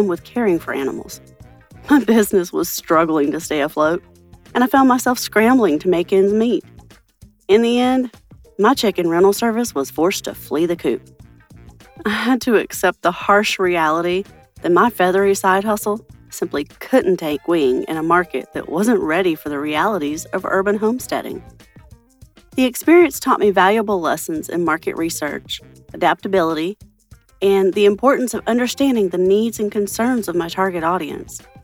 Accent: Boise, Idaho, United States; from Boise, Idaho.

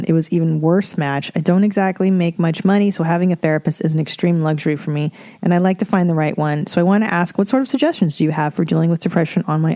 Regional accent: Ontario, Canada; fellow Ontarian.

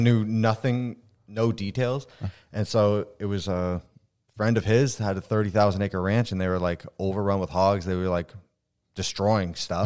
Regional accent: Vermont, United States; also born or lived in Ontario, Canada / Michigan; born in Ontario, uh, moved to Vermont super young. So like I was raised in Vermont

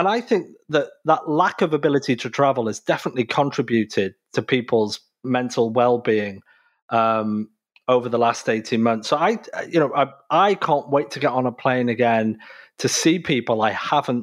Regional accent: United Kingdom; now in North America; I'm originally from the United Kingdom, but obviously I live in North America.

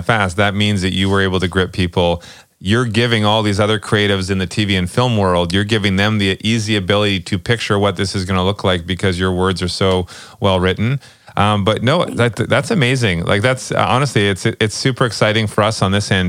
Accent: outside of Vancouver, British Columbia, Canada; I'm from the West Coast. I'm from outside of Vancouver

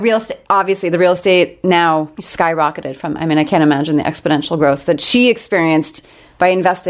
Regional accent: New York City, New York, United States; I'm from New York.

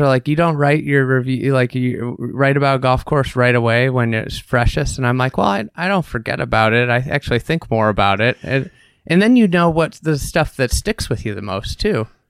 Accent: United States; as an American

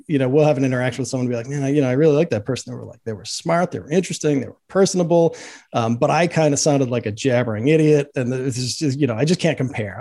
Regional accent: Boston, Massachusetts, United States; I grew up in Boston

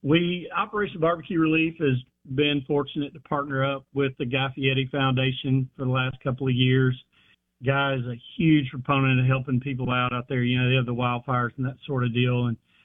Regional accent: Houston, Texas, United States; being a Houston native, I was born in Houston, Texas, and lived there first 10 years of my life.

